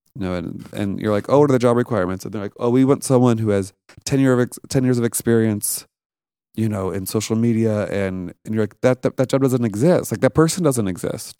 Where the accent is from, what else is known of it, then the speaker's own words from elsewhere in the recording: St. Louis, Missouri, United States; moved away as an adult; also born or lived in New York; I grew up in Saint Louis, Missouri